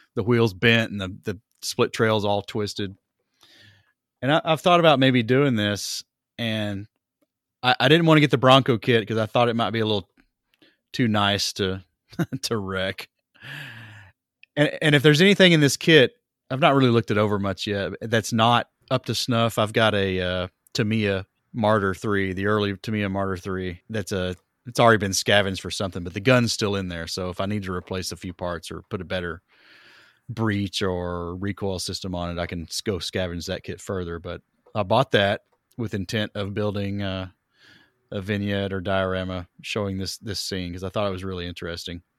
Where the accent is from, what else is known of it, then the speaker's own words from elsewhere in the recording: East Tennessee, United States; I'm from East Tennessee